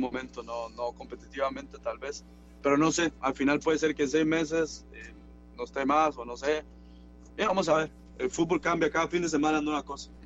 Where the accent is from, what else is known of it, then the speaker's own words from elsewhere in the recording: Liberia, Guanacaste, Costa Rica; moved away as an adult; now in Bochum, Germany; el lugar de donde salí, mi pueblo